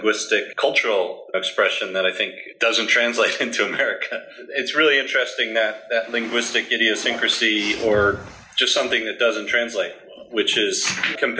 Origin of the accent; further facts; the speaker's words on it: United States; now in Poland; as an American